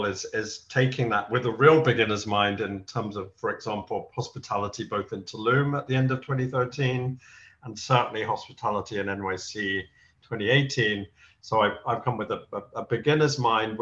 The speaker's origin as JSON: {"language": "English", "region": "London", "country": "United Kingdom", "tie": "born or raised there", "moved": "as an adult", "lives_now": "New York City, United States", "said": "growing up in London"}